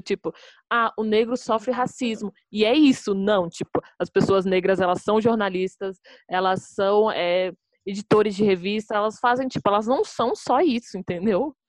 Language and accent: Portuguese; Brazil; a gente é brasileiro, a gente também é latino